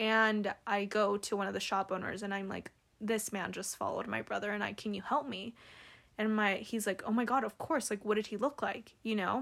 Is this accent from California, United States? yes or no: yes; California, United States; now in Salt Lake City, United States; I'm from California